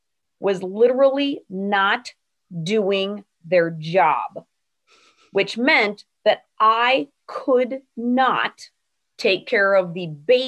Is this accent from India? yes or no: no; Ireland; This is not yelling. I'm Irish. You will know if I am yelling.